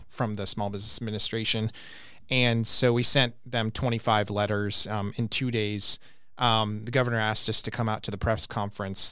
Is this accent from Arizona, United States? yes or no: yes; Glendale, Arizona, United States; I was over by Landmark Middle School in, near downtown Glendale